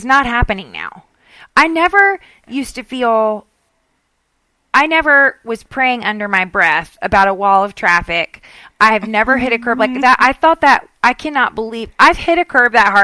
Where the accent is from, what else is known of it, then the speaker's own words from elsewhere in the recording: Southern, United States; accent: Southern; my Southern accent